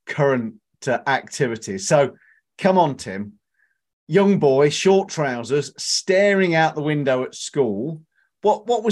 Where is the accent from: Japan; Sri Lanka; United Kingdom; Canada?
United Kingdom; Leicestershire, East Midlands; growing up in Leicestershire, we had Leicester Tigers.